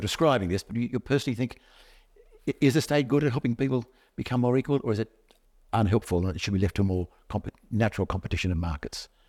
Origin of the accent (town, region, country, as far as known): Australia